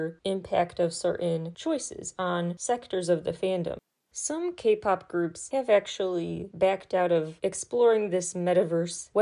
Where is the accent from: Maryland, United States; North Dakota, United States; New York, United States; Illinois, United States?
Illinois, United States; my home state of Illinois